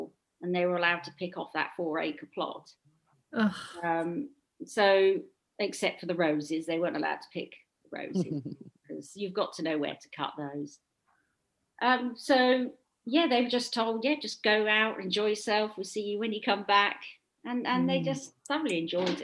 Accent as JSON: {"language": "English", "town": "Southwold", "region": "East of England", "country": "United Kingdom", "tie": "born or raised there", "said": "it's a little seaside town in Suffolk, very touristy, and it was my hometown, so we moved back here"}